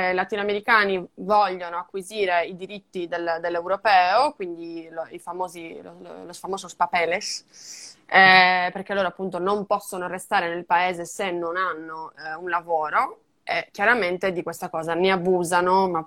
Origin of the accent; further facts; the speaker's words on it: Madrid, Community of Madrid, Spain; Io sono di Madrid, Madrid